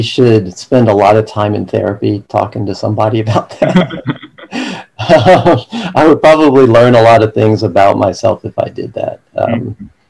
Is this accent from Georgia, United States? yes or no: yes; Atlanta, Georgia, United States; also born or lived in Virginia; I've been in Atlanta all my life